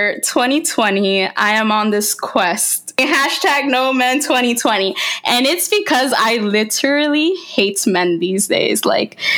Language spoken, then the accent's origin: English; Bergenfield, New Jersey, United States; now in Tampa, United States; when I lived in Jersey, in Bergenfield